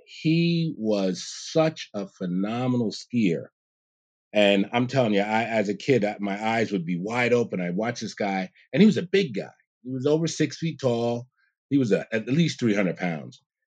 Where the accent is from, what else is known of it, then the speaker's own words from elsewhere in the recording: New York City, New York, United States; also born or lived in Big Indian, New York; I grew up in Jamaica, Queens, in New York. and around ten years old, my parents, they moved us up, upstate New York